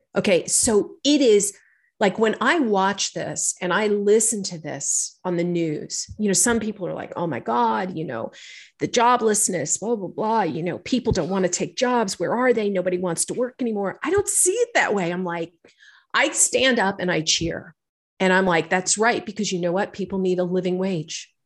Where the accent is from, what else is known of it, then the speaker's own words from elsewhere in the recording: New York City, New York, United States; I'm a girl from New York City. I've, I grew up here